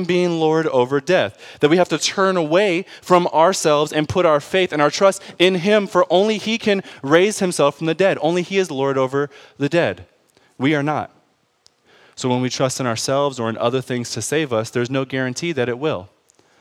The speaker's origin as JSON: {"language": "English", "town": "Detroit", "region": "Michigan", "country": "United States", "tie": "born or raised there", "said": "I grew up in Detroit."}